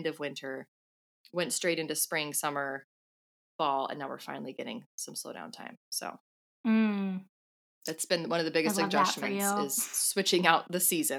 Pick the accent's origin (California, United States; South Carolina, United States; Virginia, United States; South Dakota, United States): California, United States; now in New Zealand; Yeah, I mean, I came from California, so I'm already used to having like a more mild Christmas.